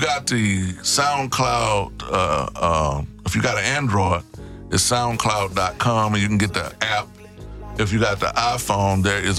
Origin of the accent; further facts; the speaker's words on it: Houston, Texas, United States; I'm from Trinity Garden.